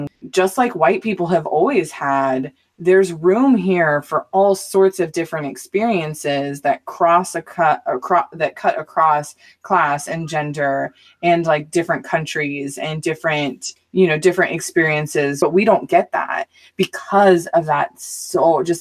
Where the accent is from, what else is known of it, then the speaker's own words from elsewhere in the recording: Mesa, Arizona, United States; also born or lived in Southern California; I grew up in Mesa, Arizona and in Southern California